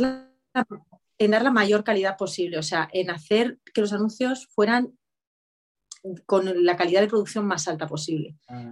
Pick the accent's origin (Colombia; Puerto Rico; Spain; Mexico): Spain